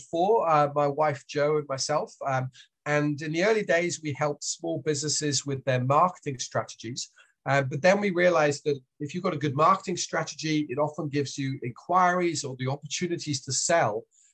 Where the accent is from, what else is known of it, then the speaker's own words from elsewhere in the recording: Switzerland; accent: British; also born or lived in France / United Kingdom / Australia; now in New Zealand; I've got a British accent, but I was raised in Switzerland, lived in France as well as the UK, then Australia, and these days I'm in New Zealand.